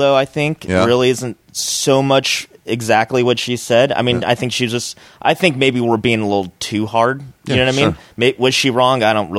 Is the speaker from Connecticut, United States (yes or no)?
no; Orange County, California, United States; I started doing a lot of Mexican rooms at first because I'm from Orange County